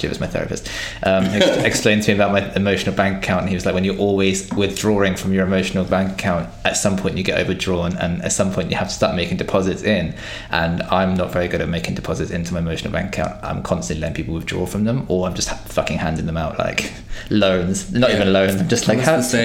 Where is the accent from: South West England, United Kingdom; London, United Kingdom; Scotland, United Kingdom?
South West England, United Kingdom; Devon; I'm from Devon, so I'm like it's super white, super straight.